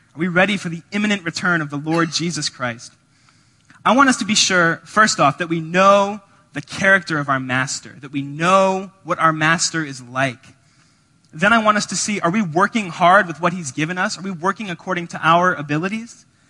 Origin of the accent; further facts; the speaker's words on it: Georgia, United States; now in Evanston, United States; We're from Georgia